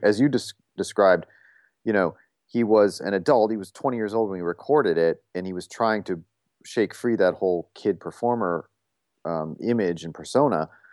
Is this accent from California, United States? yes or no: no; Toledo, Ohio, United States; moved away as an adult; I grew up in Toledo, Ohio.